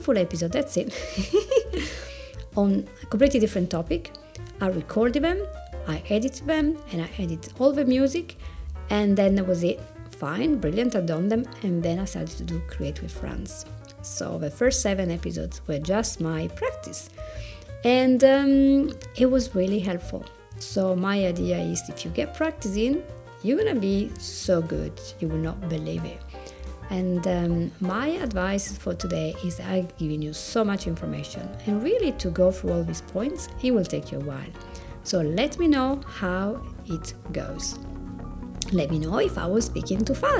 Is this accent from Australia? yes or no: no; Italy; accent: Italian; English is a second language; my Italian accent